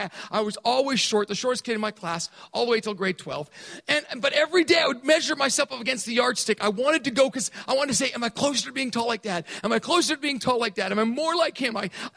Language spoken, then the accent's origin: English; Thailand; I grew up in Thailand. And I grew up in a British prep school.